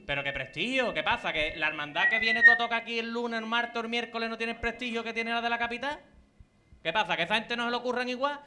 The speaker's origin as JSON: {"language": "Spanish", "town": "Cádiz", "region": "Andalusia", "country": "Spain", "said": "Yo te digo que soy de Cádiz, mi hermandad lo hacía"}